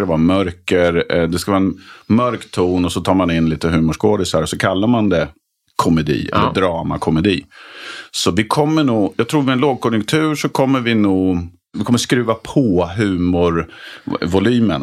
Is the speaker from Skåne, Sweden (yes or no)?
no; Nykvarn, Stockholm County, Sweden; also born or lived in Malmö / Höllviken / Trollhättan; de formativa åren var ju Nykvarn utanför Södertälje. Alltså mm. Alltså tonåren